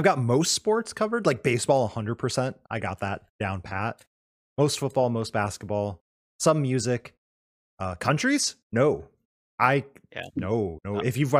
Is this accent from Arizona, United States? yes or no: yes; Arizona, United States; now in Washington, United States; I grew up in Arizona and live in Washington.